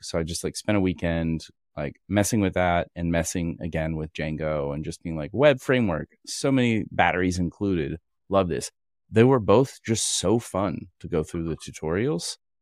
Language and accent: English; Kentucky, United States; I was born in Kentucky